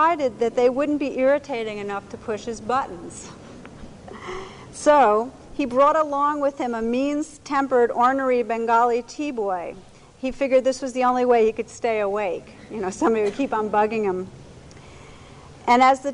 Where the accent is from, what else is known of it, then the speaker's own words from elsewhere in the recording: Montclair, New Jersey, United States; Montclair, New Jersey, which is my hometown